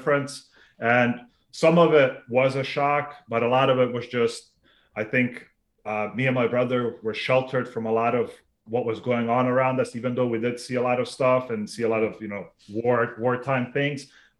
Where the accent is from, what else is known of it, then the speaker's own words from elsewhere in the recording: Sarajevo, Federation of Bosnia and Herzegovina, Bosnia & Herzegovina; moved away; So I was originally born in what was the former Yugoslavia then, back in the 80s. I was born in Sarajevo, which is now Bosnia. Yep. I'm of Bosnian Serb origin. And I lived there until 1995.